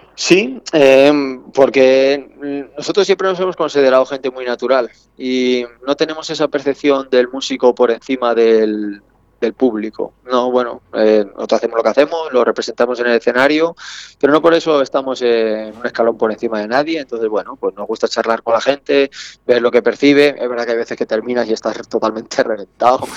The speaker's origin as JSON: {"language": "Spanish", "town": "Salamanca", "region": "Castile and León", "country": "Spain", "said": "yo en mi caso soy salmantino, que soy castellano"}